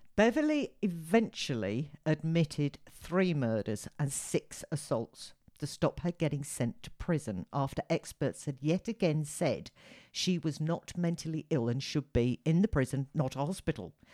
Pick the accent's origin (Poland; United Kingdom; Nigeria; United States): United Kingdom; as a Brit, fellow Brit